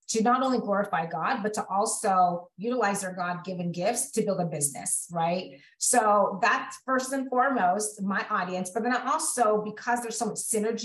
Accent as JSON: {"language": "English", "region": "Central California", "country": "United States", "tie": "born or raised there", "also_born_or_lived": "Los Angeles County, California", "said": "born and raised in California. So grew up in Central California."}